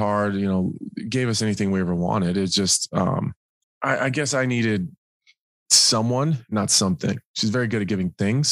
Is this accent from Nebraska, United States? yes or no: yes; Nebraska, United States; I'm from Nebraska